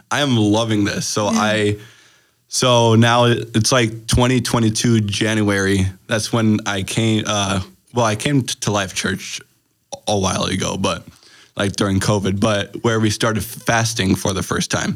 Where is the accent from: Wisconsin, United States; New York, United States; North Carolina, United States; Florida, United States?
Wisconsin, United States; Green Bay; also born or lived in Germany; I'm from Green Bay, Wisconsin